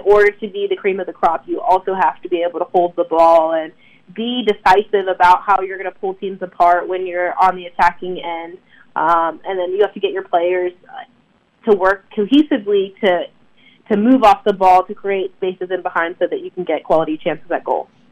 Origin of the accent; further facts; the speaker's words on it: Durham, North Carolina, United States; growing up in the Durham area